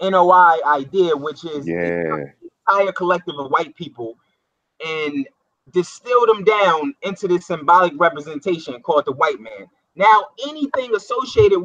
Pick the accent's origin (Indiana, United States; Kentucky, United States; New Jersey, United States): New Jersey, United States; I'm from Jersey